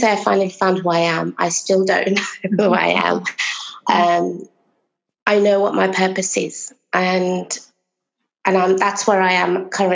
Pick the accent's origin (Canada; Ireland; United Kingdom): United Kingdom; Originally, my parents are from Bangladesh, so I'm British Bengali